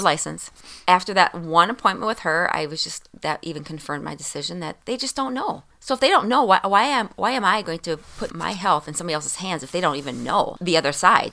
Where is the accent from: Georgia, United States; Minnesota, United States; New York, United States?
Minnesota, United States; being a Minnesotan, you know, we don't get much sun